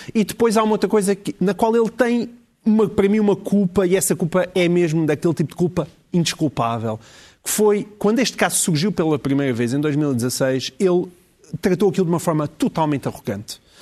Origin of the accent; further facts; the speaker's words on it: Alentejo, Portugal; eu sou alentejano